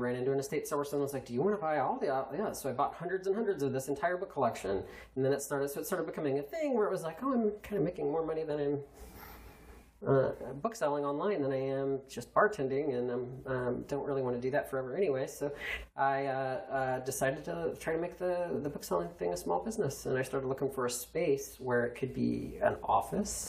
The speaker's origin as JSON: {"language": "English", "country": "United States", "tie": "born or raised there", "also_born_or_lived": "Indiana / Kentucky / Douglasville, Georgia", "moved": "as an adult", "lives_now": "Georgia, United States", "said": "I grew up in Indiana and Kentucky, where I went to high school and college."}